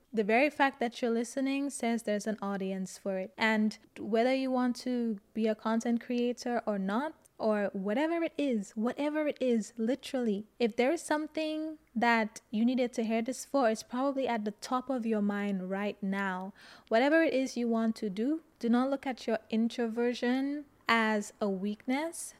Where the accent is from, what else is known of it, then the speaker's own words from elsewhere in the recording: St. Lucia; moved away; When I speak sometimes, people always ask me, "Where are you from?" and I say Saint Lucia